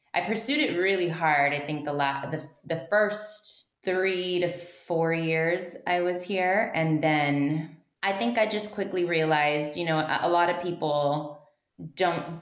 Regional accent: Mission, Texas, United States; I'm from Mission, Texas

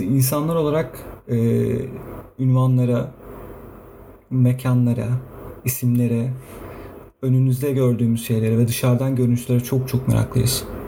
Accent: İzmir, Turkey; İzmir, İzmirliyim ben.

